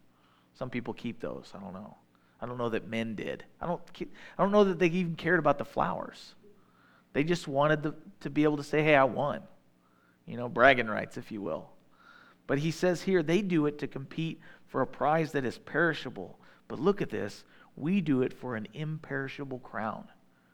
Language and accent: English; Midwest, United States; I'm a Midwesterner.